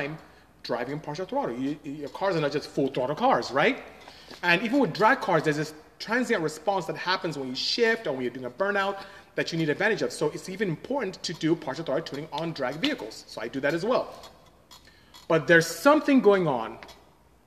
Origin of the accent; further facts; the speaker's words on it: Nigeria; moved away; I'm from Nigeria, to be exact.